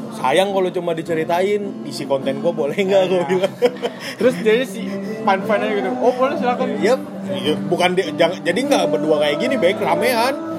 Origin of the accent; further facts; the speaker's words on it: Tangerang, Banten, Indonesia; moved away as an adult; now in Bandung, Indonesia; gue domisili ya gue orang Tangerang gitu ke Bandung kan ngekos